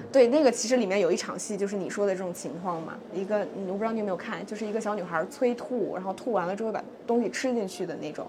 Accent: Northeast China, China; 因为我本身是个东北人

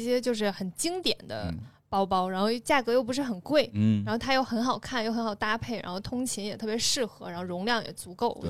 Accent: China; 我们中国人就是要喝热水，无论怎么样。

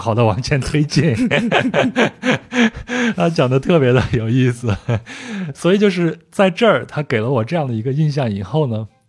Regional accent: China; 然后就问我你到底是哪儿的人？我就跟他说啊，那我我我我是中国人。

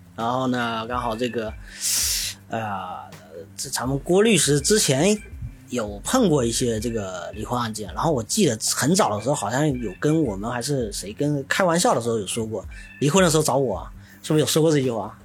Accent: Xiamen, Fujian, China; 我们厦门人口体量也就那么几百万

